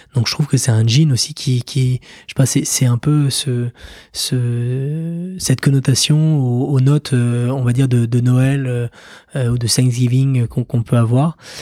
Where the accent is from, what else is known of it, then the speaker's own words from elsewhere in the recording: France; en tant que français